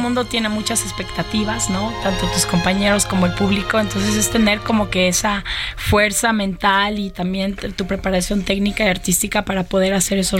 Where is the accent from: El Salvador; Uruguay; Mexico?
Mexico; poder presentarlo en mi país y que además los 40 hombres que me acompañan sean mexicanos